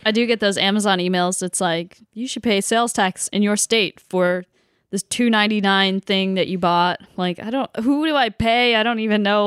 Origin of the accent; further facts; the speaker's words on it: Tennessee, United States; moved away; I'm from Tennessee